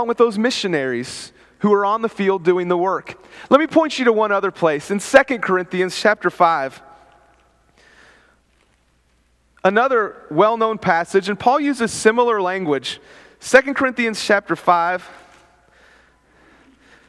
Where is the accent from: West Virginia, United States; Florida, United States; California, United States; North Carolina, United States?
West Virginia, United States; I'm from West Virginia.